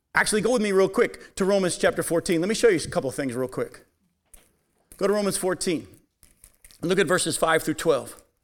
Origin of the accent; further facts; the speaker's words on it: United States; I love being an American. I'm proud to be an American.